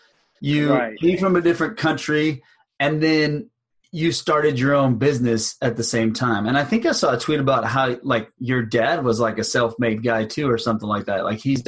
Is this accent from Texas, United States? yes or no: yes; Texas, United States; growing up in the South, in Texas